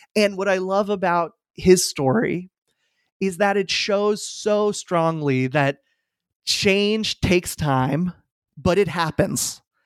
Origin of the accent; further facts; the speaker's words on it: Falls Church, Virginia, United States; I moved back to my hometown of Falls Church, Virginia, right outside D C